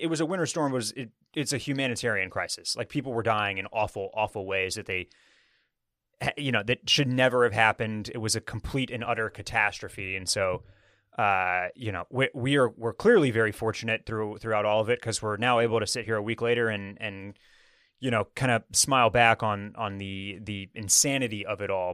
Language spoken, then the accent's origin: English; Houston, Texas, United States; now in Austin, United States; I was born and raised in Houston.